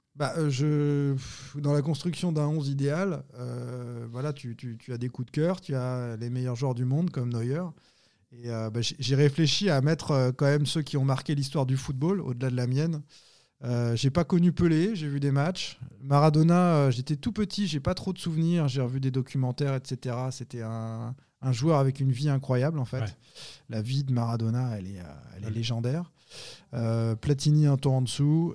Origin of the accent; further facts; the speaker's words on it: Nantes, Pays de la Loire, France; je suis Nantais, je suis Français